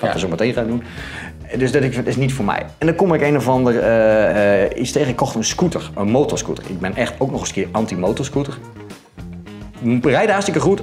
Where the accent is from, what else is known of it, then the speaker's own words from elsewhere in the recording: central Netherlands, Netherlands; ik kom uit Midden-Nederland en daar hebben ze wat met eieren